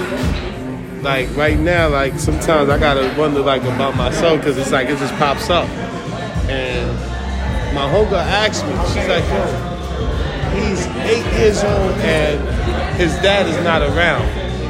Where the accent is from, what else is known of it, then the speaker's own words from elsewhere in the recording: Antigua & Barbuda; I'm mixed through slavery. Mm. I'm from Antigua and Barbuda.